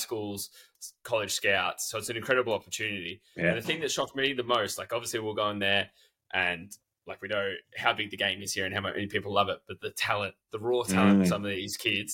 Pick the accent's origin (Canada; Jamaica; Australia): Australia; most of it was for being Australian